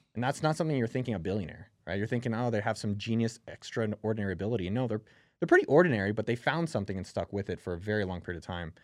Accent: Bay Area, California, United States; When I grew up in the Bay Area

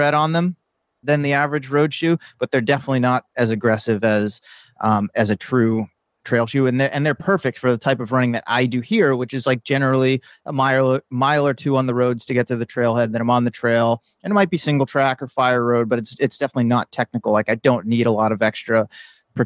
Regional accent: East Coast, United States; also born or lived in San Diego / San Francisco Bay Area; now in Bay Area, United States; I grew up on the East Coast

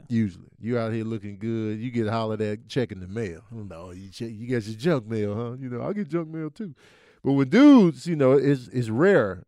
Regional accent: Chicago, Illinois, United States; growing up in Chicago, Jordan era

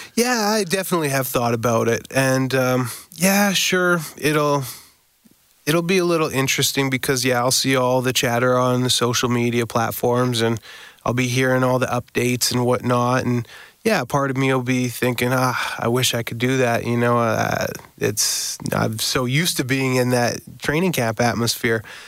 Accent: Winnipeg, Manitoba, Canada; Winnipeg uh, you know, my hometown

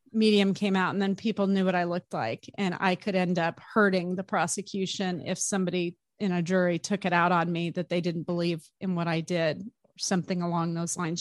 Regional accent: Arizona, United States; I grew up in Arizona

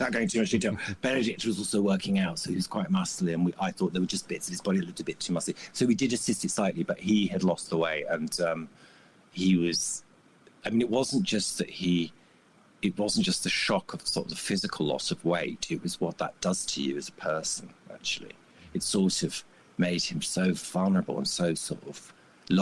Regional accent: United Kingdom; as a Brit

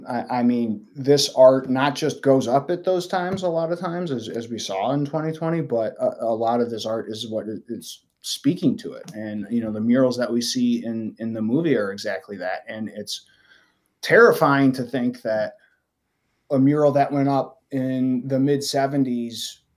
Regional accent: Michigan, United States; now in Chicago, United States; I'm not from here originally. I grew up in Michigan. I've lived in Chicago since 2005.

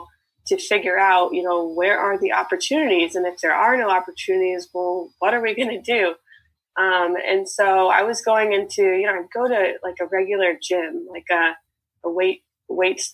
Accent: Bay Area, California, United States; I'm from the Bay Area in California

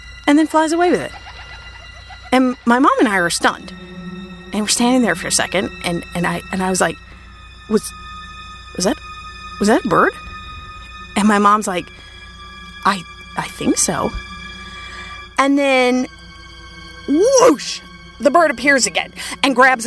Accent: Minnesota, United States; I grew up in Minnesota

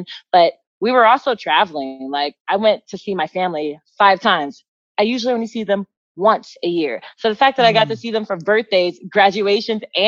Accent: Katy, Texas, United States; also born or lived in Houston, Texas; I grew up in the Houston area, and you know, Houston's pretty big. And then we moved to Katy, which was a small town

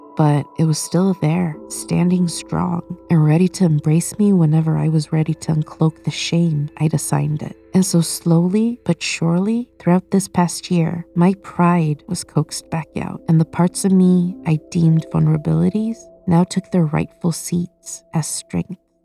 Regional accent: Sweden; moved away; And I grew up in Sweden.

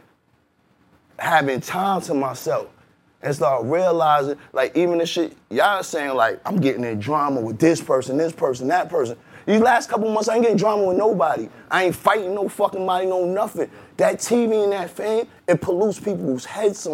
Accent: New York City, New York, United States; also born or lived in Bed-Stuy, Brooklyn; I'm coming from Uptown.

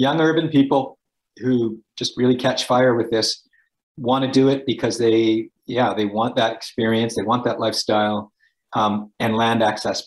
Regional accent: Edmonton, Alberta, Canada; I grew up in Edmonton

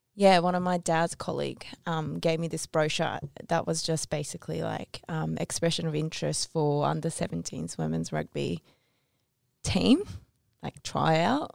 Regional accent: Tokyo, Japan; I was born in Tokyo

